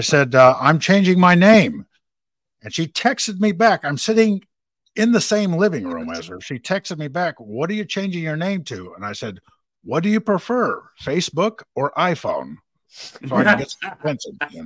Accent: West Texas, United States; moved away; I'm from out west. I'm from West Texas

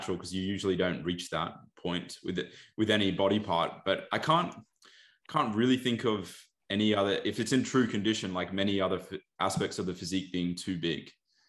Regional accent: Australia; as Aussie athletes, where the primary federation is ICN

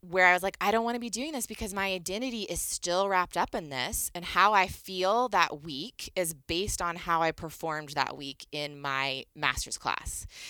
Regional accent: Northern Virginia, United States; moved away as an adult; I grew up in Northern Virginia, right outside of D C.

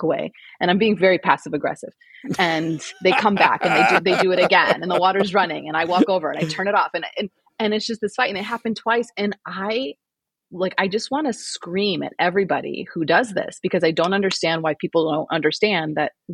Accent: St. Louis, Missouri, United States; moved away as an adult; now in Scottsdale, United States; I am originally from St. Louis, which is in the middle of the country.

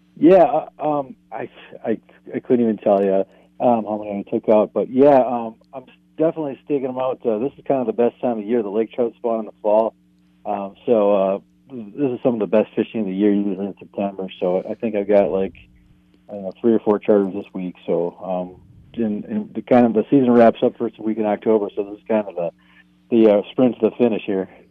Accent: Oshkosh, Wisconsin, United States; now in Two Harbors, United States; I'm actually from Wisconsin originally. I'm a transplant up here

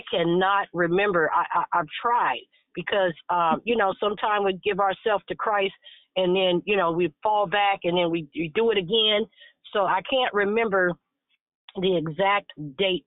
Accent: Chicago, Illinois, United States; moved away; I was baptized at that church. So, you know, I'm from Chicago as well on the south side. My entire family is out there

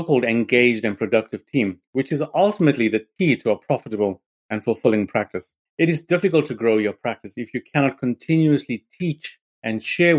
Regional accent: Harare, Zimbabwe; moved away as an adult; now in Salisbury, United Kingdom; I was born in Harare in Zimbabwe

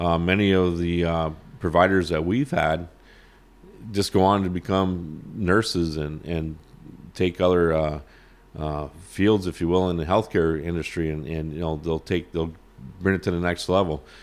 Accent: Champlain, New York, United States; growing up in Champlain, the border, I miss the days where we could cross the border freely

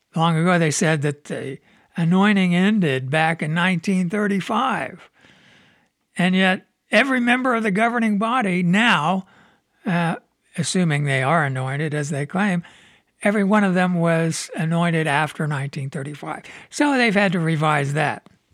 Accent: Midwest, United States; also born or lived in Southern California; now in Michigan, United States; I grew up in the Midwest

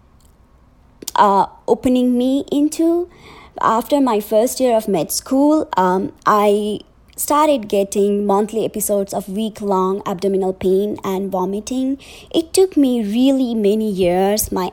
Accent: Nepal; moved away; I'm originally from Nepal

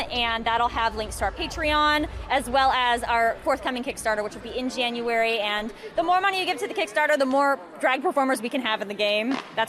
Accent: San Mateo, California, United States; I'm from the Bay too.

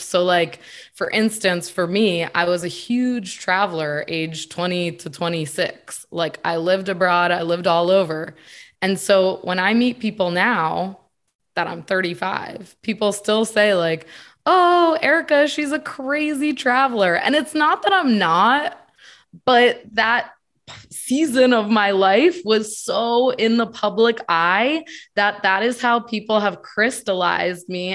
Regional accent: Connecticut, United States; moved away as an adult; also born or lived in Virginia; I'm from Connecticut, born and raised

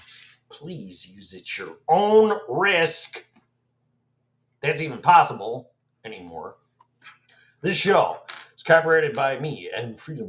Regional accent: Illinois, United States; now in Florida, United States; Born and raised in Illinois, where every other governor is sitting in prison.

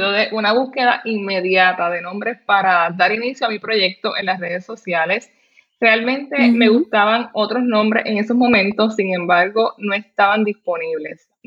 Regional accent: Puerto Rico; soy puertorriqueña, tengo 32 años, soy madre y esposa.

